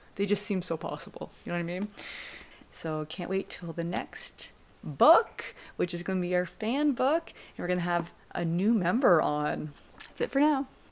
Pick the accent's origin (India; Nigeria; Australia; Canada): Canada; we are also Canadian